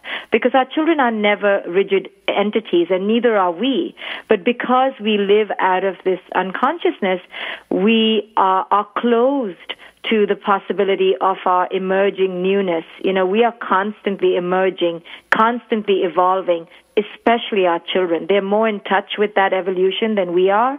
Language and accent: English; India; now in New York, United States; I was born and raised in India